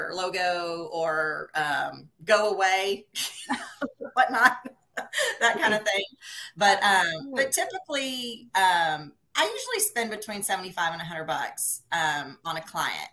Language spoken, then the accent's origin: English; Pearland, Texas, United States; born and raised in Pearland, which is about 20 miles or 20 minutes south of Houston.